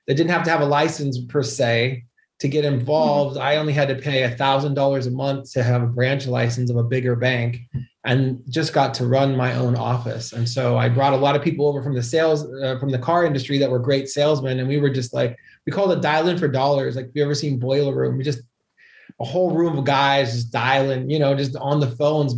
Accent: Southern California, United States; moved away as an adult; now in Marbella, Spain; But I was born and raised in California, grew up in nice. Southern California

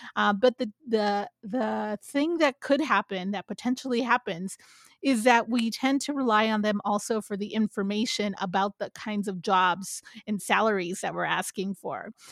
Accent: San Jose, California, United States; also born or lived in Santa Barbara; now in San Francisco, United States; I grew up in San Jose specifically

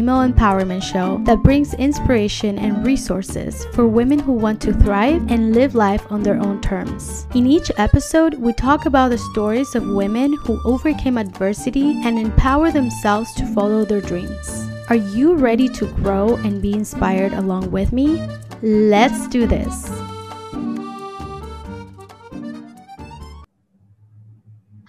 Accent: Mendoza, Argentina; now in United States; I'm actually from Mendoza.

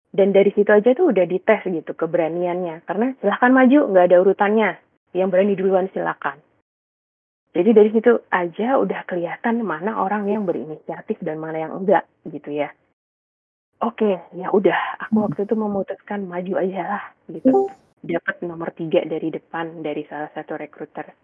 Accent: Samarinda, East Kalimantan, Indonesia; moved away as an adult; Jadi aku tuh sebenarnya lahir dan besarnya di Samarinda, Kalimantan Timur sampai SMA, lalu berkuliah ke Surabaya di ITS, mengambil jurusan teknik sipil.

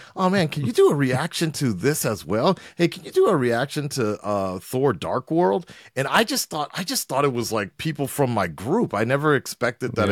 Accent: Los Angeles, California, United States; moved away as an adult; also born or lived in Culver City / Santa Monica; now in Japan; I'm originally from Los Angeles, uh, born and raised, North Hollywood

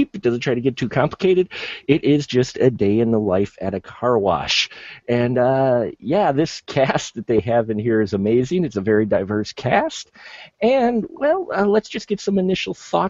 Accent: Milwaukee, Wisconsin, United States; from the hometown of Milwaukee, my hometown

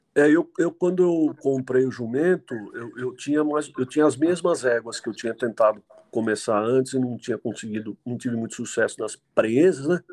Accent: Jundiaí, São Paulo, Brazil; Sou nascido e criado aqui em Jundiaí, São Paulo

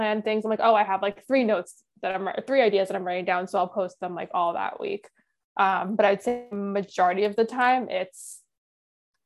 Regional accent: New York, United States; being a New Yorker

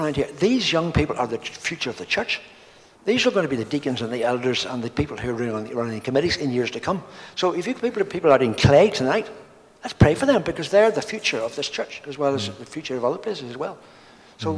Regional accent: Bangor, Northern Ireland, United Kingdom; I grew up in Bangor

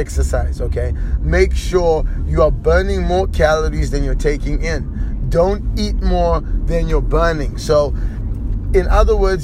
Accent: Zimbabwe; I am from Zimbabwe

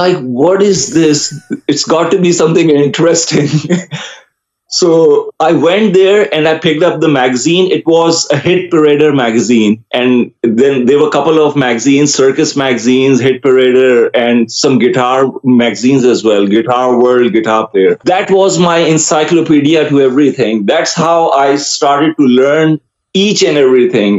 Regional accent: Karachi, Sindh, Pakistan; first language Urdu; English is a second language; I grew up, I was born in Karachi, Pakistan.

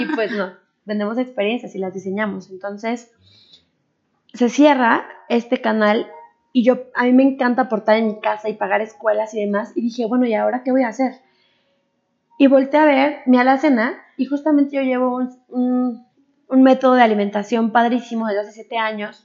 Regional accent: Mexico; also born or lived in Japan; yo era la exótica mexicana

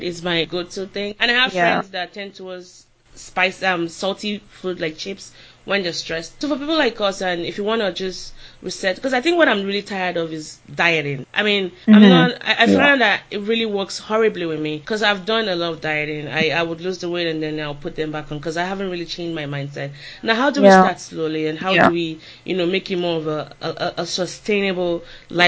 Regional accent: Nigeria; moved away; also born or lived in Austin, Texas; growing up female and growing up in Nigeria

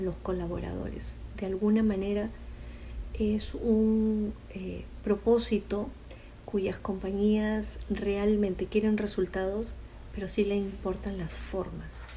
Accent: Peru; Fui la primera psicóloga del programa de prevención y rehabilitación cardíaca en mi país, en Perú.

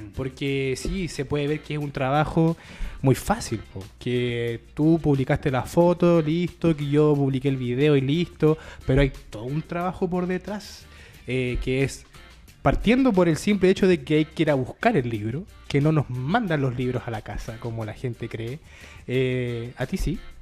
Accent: Chile; como nosotros como chilenos, y como comunidad lectora

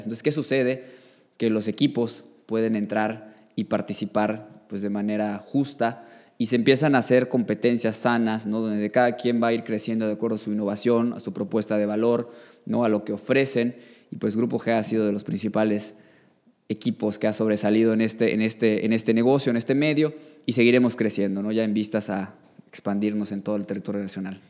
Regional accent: Yucatán, Mexico; also born or lived in Mexico City / Quintana Roo; soy orgullosamente yucateco, llevo 30 años viviendo en este magnífico estado

